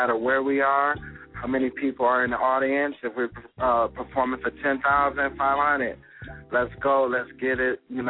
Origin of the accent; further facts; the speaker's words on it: Chicago, Illinois, United States; growing up in Chicago